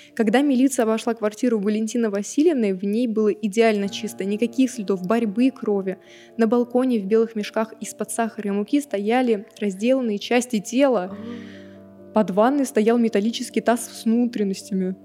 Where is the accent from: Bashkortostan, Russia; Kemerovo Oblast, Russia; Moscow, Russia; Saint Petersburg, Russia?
Kemerovo Oblast, Russia; Novokuznetsk; я из Новокузнецка